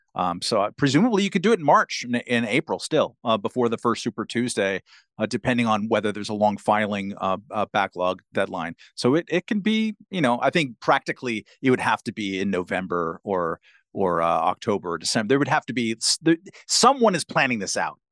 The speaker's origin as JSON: {"language": "English", "region": "California", "country": "United States", "tie": "born or raised there", "said": "my home state of California"}